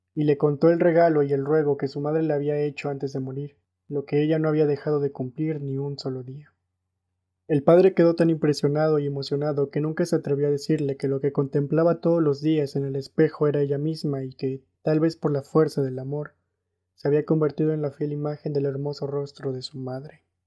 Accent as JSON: {"language": "Spanish", "country": "Mexico", "said": "soy mexicano"}